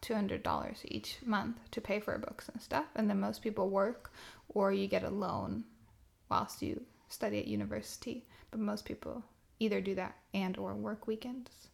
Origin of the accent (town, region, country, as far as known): southern Sweden, Sweden; born or raised there